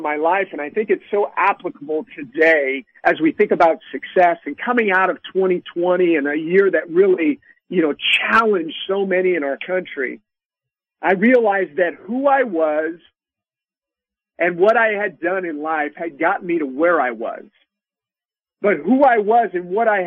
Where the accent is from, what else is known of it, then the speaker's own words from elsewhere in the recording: Sacramento, California, United States; I grew up in Sacramento, California, out here on the West Coast